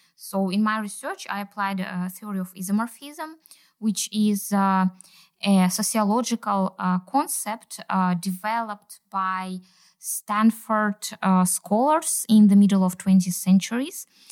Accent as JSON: {"language": "English", "country": "Kazakhstan", "said": "I'm from Kazakhstan and I'm a doctoral researcher"}